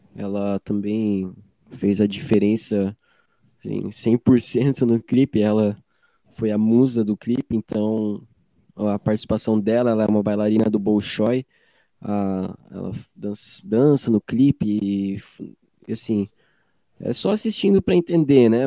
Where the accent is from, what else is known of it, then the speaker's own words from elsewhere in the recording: Joinville, Santa Catarina, Brazil; que sou nascido aqui em Joinville